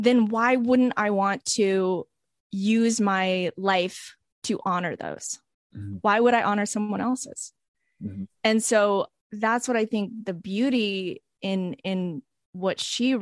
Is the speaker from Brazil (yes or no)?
no; Canada; accent: Canadian; I grew up in Canada